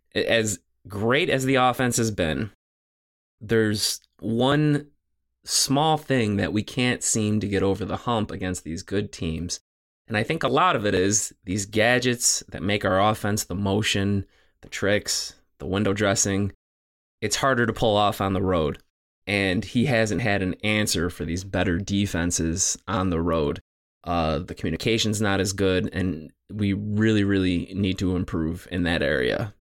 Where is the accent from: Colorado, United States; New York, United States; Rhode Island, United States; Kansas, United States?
New York, United States; I'm from New York